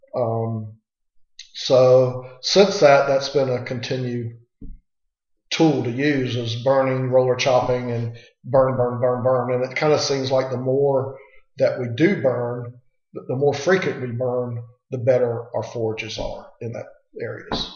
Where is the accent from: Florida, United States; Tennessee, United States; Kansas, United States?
Florida, United States; Manatee County; I grew up on a small family cattle ranch. Um, we are. I'm a sixth generation. My kids are seventh of Manatee County, Florida.